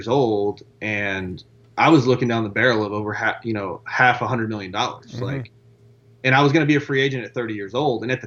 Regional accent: Beaumont, Texas, United States; I was a kid from Beaumont, Texas with a plumber and a teacher's aide as a, you know, as, yeah, parent

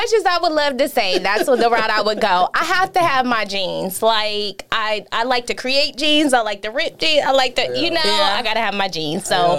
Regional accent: Ohio, United States; also born or lived in Detroit, Michigan; I was born in Detroit, Michigan. I lived there for a little while when I was younger, and I was raised in Ohio.

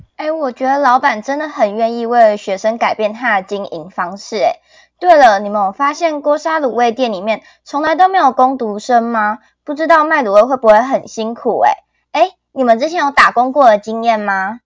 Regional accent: Chiayi, Taiwan; moved away as an adult; now in Changhua, Taiwan; 我是来自于火鸡肉饭第一名的嘉义

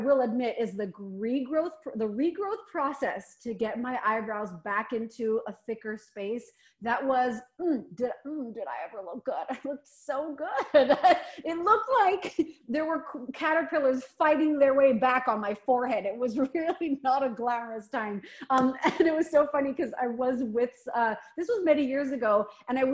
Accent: Canada; as a Canadian

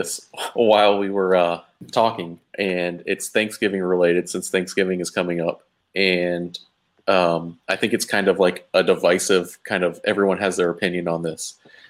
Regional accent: Texas, United States; I'm from Texas

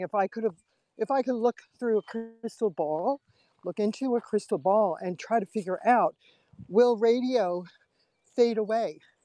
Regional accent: New York, United States; now in Pennsylvania, United States; as a little girl, we grew up in New York, and I would go to Broadway shows

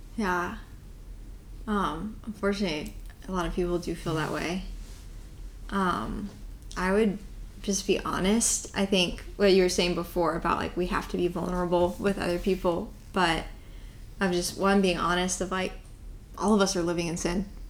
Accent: Tennessee, United States; now in Florida, United States; I am from Tennessee

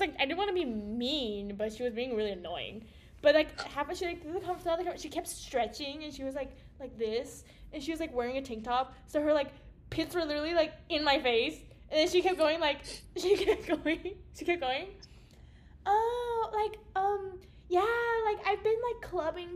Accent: Bay Area, California, United States; moved away as an adult; Bay Area

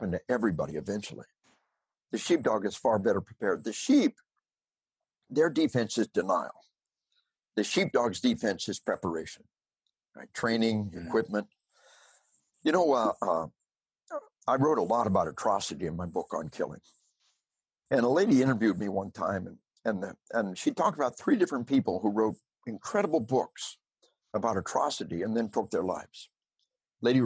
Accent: Arkansas, United States; we are from Arkansas.

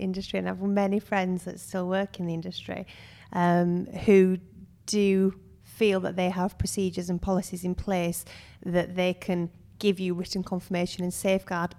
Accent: United Kingdom; also born or lived in Suwon, South Korea; we're, we're British

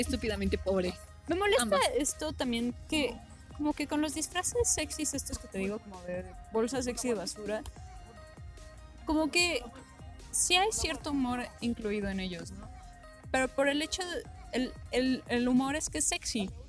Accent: Mexico

